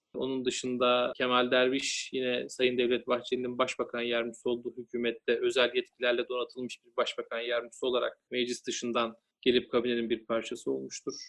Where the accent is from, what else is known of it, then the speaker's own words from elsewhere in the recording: Denizli, Turkey; ben Denizliliyim. Aslen de yürüyüm